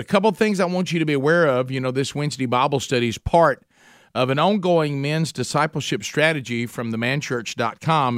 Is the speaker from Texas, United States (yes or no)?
no; Oxford, Alabama, United States; my hometown of Oxford, Alabama